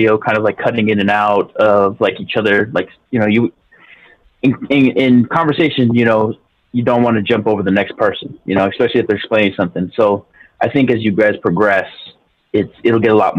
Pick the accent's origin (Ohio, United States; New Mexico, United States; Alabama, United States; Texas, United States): Texas, United States; El Paso; Born and raised in El Paso.